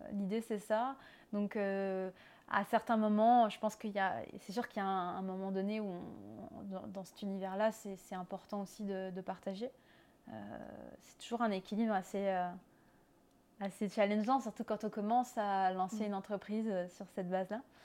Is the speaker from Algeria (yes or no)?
no; France; accent: French; moved away as an adult; also born or lived in Nancy, France; now in Montreal, Canada; Je suis française comme mon accent l'indique. je vis à Montréal